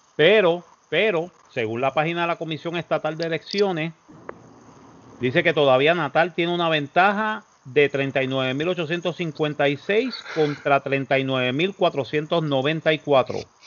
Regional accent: Puerto Rico; moved away as an adult; now in Florida, United States; los puertorriqueños nos quedamos, ok, chévere, hermano. Este, yo soy ciudadano americano

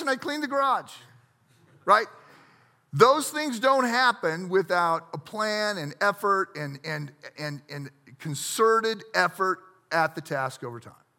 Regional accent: United States; I grew up on the Mississippi River

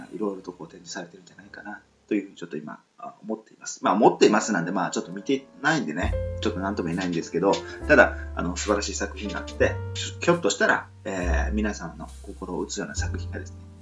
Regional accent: Nichinan, Miyazaki, Japan; 宮崎県の県南地域の小さなところのね、まあ、帯というところのですね、えー、出身なんですけど

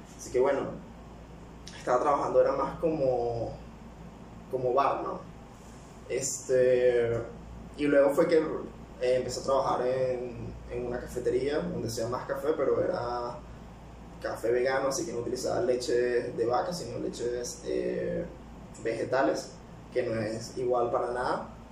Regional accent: Caracas, Capital District, Venezuela; accent: capitalino; moved away as an adult; also born or lived in Calabozo, Guárico, Venezuela / Peru; now in United Arab Emirates; ahí fue donde nací, me crié como hasta los 6 años y después de ahí me fui a vivir para Caracas. Estuve siempre viviendo en Caracas, en la capital, así que mi acento es más capitalino

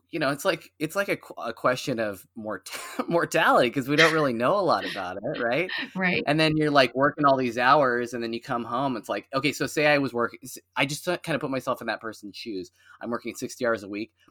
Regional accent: Portland, Oregon, United States; so I, you know, I moved here from out of the area. I came from the Portland area

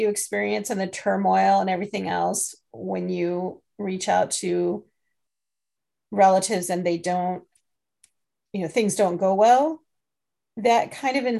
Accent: England, United Kingdom; I was born in England

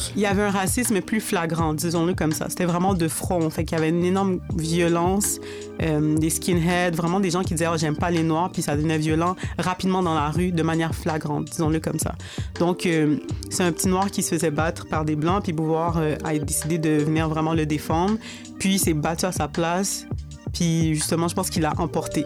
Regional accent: Montreal, Quebec, Canada; j'ai grandi à Rivière-des-Prairies. Je vis encore à Rivière-des-Prairies

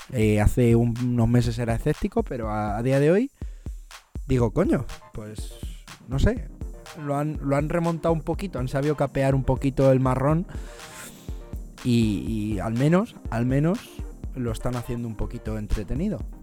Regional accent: Madrid, Community of Madrid, Spain; moved away as an adult; now in London, United Kingdom; soy de Madrid, de España, aunque vivo, vivo en Londres

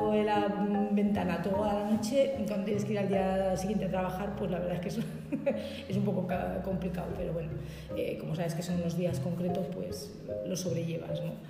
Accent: Aragon, Spain; yo de donde vengo, pues eso que a veces comentas y dices, pues mira, está dentro de la ruta del tambor y el bombo y la gente se ya le suena o le dices, pues es como eh, romper la hora en Calanda, pues nosotros estamos dentro de ese grupo

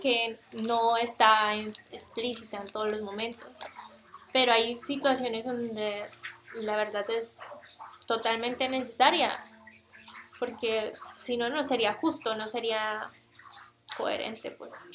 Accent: Fusagasugá, Cundinamarca, Colombia; moved away as an adult; now in Mexico; Vengo del municipio de Fusagasugá, en Colombia

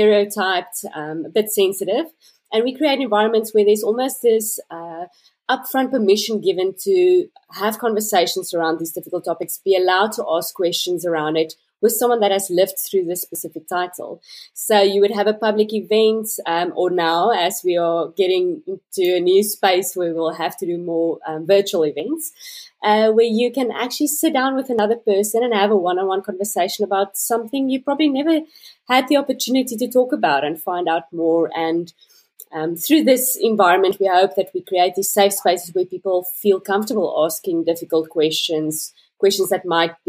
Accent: South Africa; I'm a South African-born resident, currently living in Cape Town.

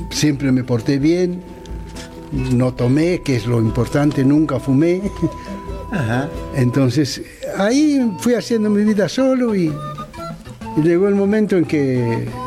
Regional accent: Bolivia; moved away; Bueno, porque cuando vine de Bolivia tenía los humos por el techo, ¿no?

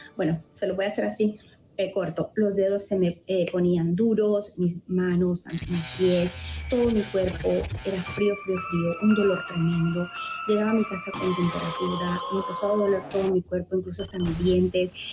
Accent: Honduras; moved away as an adult; now in United States; soy hondureña y hace nueve años llegué a este país, al país de los sueños, Estados Unidos.

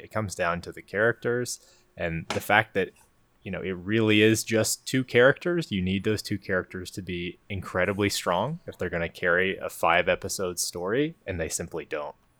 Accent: Colorado, United States; I am from Colorado

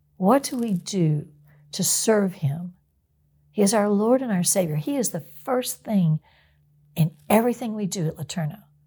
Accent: outside of Houston, Texas, United States; also born or lived in Longview, Texas; I grew up outside of Houston.

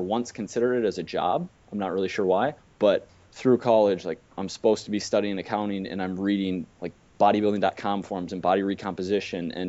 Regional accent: Minnesota, United States; moved away as an adult; also born or lived in Wisconsin; I grew up in Minnesota to like super hardworking parents, went to Wisconsin

